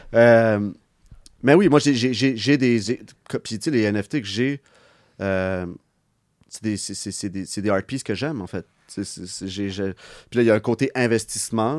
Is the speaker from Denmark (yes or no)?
no; Montreal, Quebec, Canada; on vient de Montréal. Moi, je suis très, moi, je suis fier de, venir d'ici